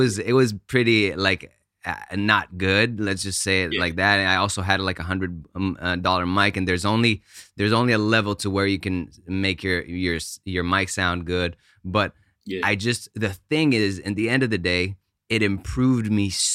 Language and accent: English; Israel; English is a second language; moved away; also born or lived in United States / Italy / New York / Austin; I was born in the States, grew up in Israel, went to, for my dad's job, we went to Italy for a year